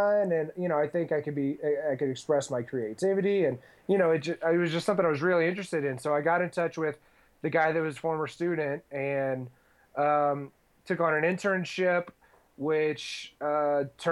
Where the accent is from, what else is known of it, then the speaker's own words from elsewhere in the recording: Houston, Texas, United States; I am from Texas originally. I grew up in Houston